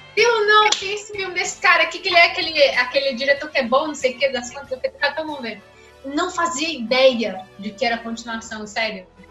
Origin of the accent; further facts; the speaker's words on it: Pedra Azul, Minas Gerais, Brazil; perto de Pedra Azul, onde eu nasci